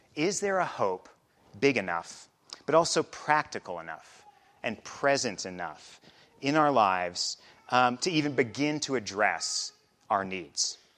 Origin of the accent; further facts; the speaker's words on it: Midwest, United States; moved away as an adult; also born or lived in Chicago area; now in Basalt, United States; I also grew up in the Midwest